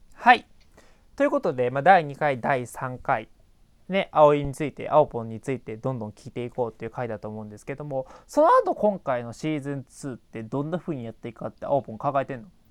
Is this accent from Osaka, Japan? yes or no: yes; Osaka, Japan; moved away as an adult; now in United States; 僕大阪出身です